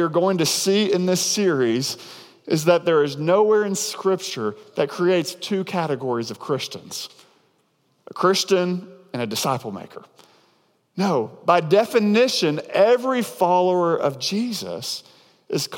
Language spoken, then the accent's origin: English; near Devil's Den State Park, Arkansas, United States; a place called Devil's Den State Park, which is right outside of my hometown growing up